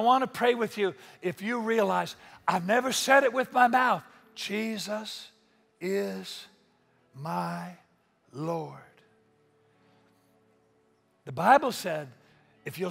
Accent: Spanaway, Washington, United States; I grew up in Spanaway. We have pickup trucks

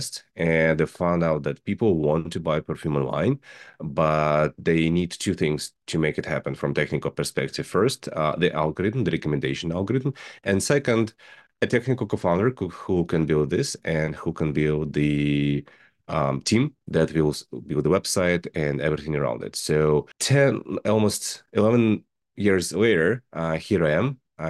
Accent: Russia; English is a second language; I am originally from Russia. I'm graduated from the aerospace university

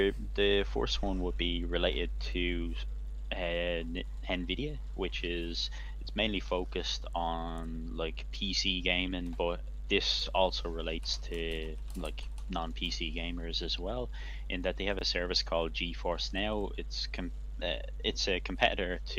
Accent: Ireland; now in Germany; I'm from Ireland, but I'm actually based in Germany at the moment

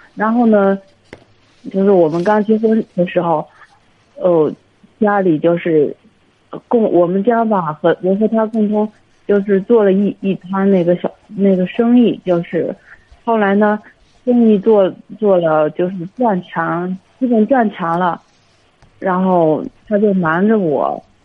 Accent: Hebei, China; 我是河北的

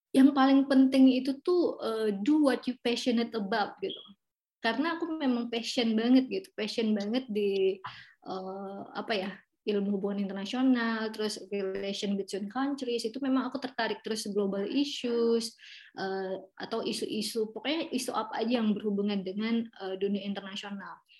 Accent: Duri, Riau, Indonesia; moved away as an adult; also born or lived in Pekanbaru, Indonesia; now in New York, United States; aku asli Riau. Ya, jadi uh, Eh, aku tuh sekarang tinggalnya di Pekanbaru yang merupakan itu kan uh, kabu apa sih namanya ibu kotanya Riau ya. Tapi sebenarnya aku lahirnya itu di Duri

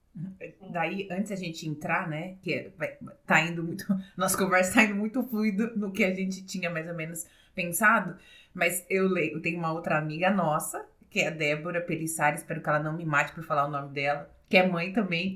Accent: São Carlos, São Paulo, Brazil; somos de São Carlos

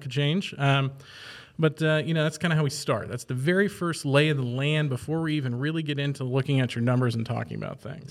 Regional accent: Archbold, Ohio, United States; moved away as an adult; now in central Ohio, United States; I'm originally from Archbold, which is in the far northwest corner of Ohio

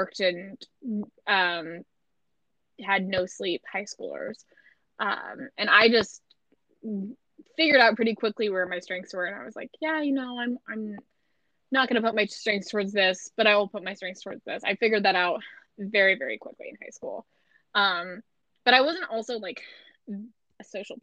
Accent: Missouri, United States; accent: Midwest American; I'm from Missouri

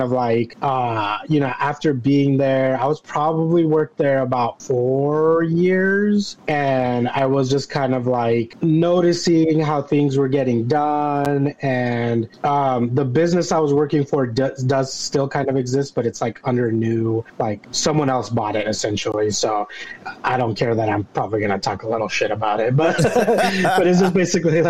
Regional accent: Eugene, Oregon, United States; moved away as an adult; also born or lived in San Francisco Bay Area, California / Portland, Oregon; I'm originally from the Bay Area down in San Francisco, but I moved up, my family moved up first to Portland when I was like maybe 10-ish, and then we moved to Eugene, so I spent most of my life there

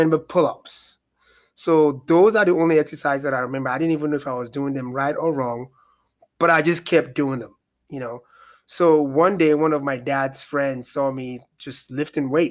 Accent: Nigeria; moved away; I'm originally from Nigeria, West Africa.

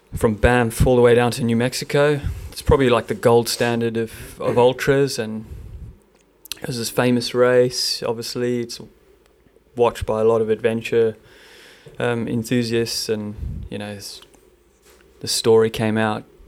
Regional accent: South Africa; now in Melbourne, Australia; I'm South African

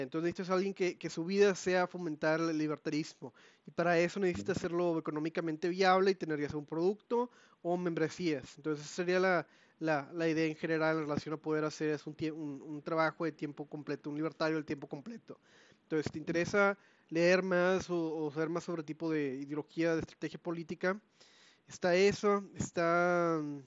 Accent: Mexico; somos mexicanos

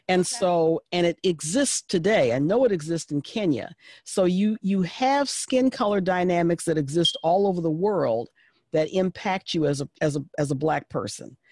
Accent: United States; I am an American

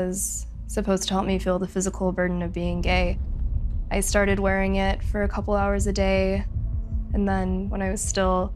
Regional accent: Southern California, United States; I grew up in Southern California

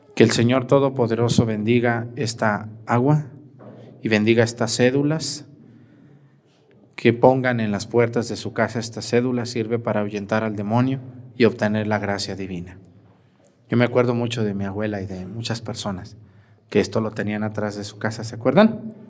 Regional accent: Mexticacán, Jalisco, Mexico; moved away; mi pueblo Mestigacán

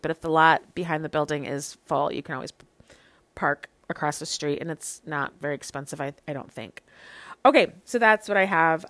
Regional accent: Chicago, Illinois, United States; now in Lawrence, United States; I'm from Chicago

